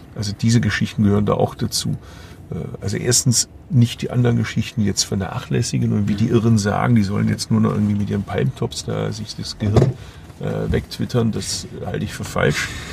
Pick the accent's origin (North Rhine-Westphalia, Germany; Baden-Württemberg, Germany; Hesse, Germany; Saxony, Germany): Baden-Württemberg, Germany; Bad Urach; moved away; die Region, aus der ich stamme, Urach